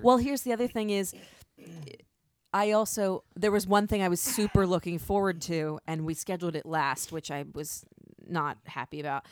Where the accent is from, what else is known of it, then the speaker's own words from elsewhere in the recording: United States; As an American, someone who was born and raised in the United States